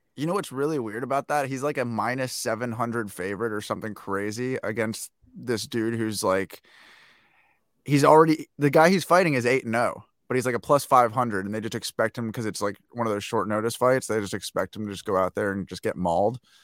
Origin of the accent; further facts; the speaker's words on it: United States; as an American